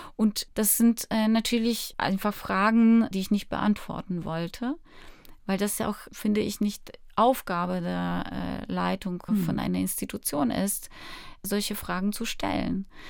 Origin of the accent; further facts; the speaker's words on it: Warsaw, Masovian Voivodeship, Poland; moved away; also born or lived in Berlin; Ich bin aufgewachsen in Warschau